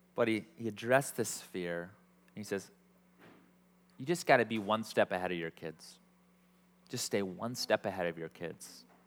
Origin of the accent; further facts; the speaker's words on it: Iowa, United States; I'm from Iowa